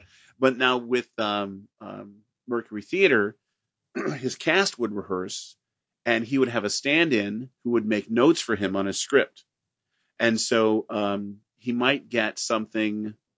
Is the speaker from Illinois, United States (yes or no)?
yes; Pekin, Illinois, United States; And we got Channel 9 from Chicago, WGN, in my hometown of Pekin, Illinois.